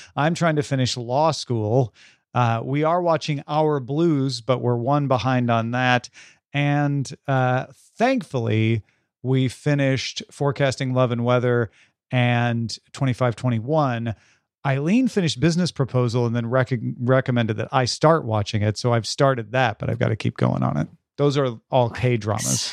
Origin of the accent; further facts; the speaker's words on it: United Kingdom; as a British person who loved seeing the Egyptian stuff in the British Museum as a child